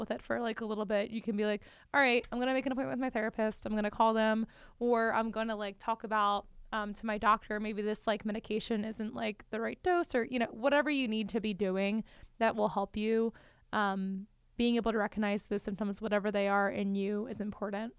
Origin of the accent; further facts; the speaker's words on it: Northeast, United States; now in Richmond, United States; I am from the Northeast